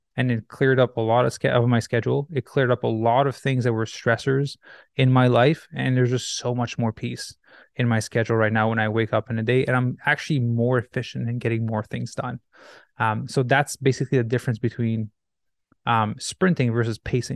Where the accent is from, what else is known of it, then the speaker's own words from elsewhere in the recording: Quebec, Canada; moved away as an adult; also born or lived in Los Angeles, United States; now in Vancouver, Canada; I grew up in Quebec, Canada, where you get winter every year, and then I moved to Vancouver